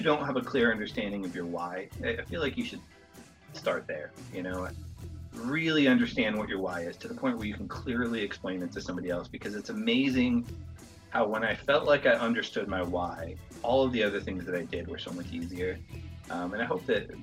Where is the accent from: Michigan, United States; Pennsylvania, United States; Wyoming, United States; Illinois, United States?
Wyoming, United States; moved away; also born or lived in Colorado; My wife and I were both born and raised in Wyoming, and so we have all of our family back there